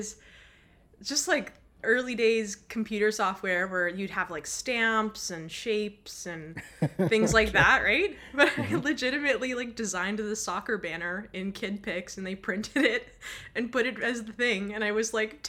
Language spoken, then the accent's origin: English; Los Angeles, California, United States; also born or lived in Costa Rica / England; now in Abbotsford, Canada; So I'm originally from Los Angeles. I've moved around a little bit, lived in Costa Rica, I've lived in England, and I currently live in BC, Abbotsford, Canada